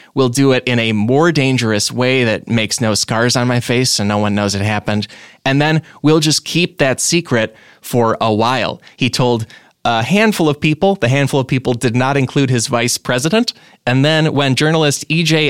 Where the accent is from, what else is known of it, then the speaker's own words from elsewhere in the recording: Illinois, United States; I'm from Illinois.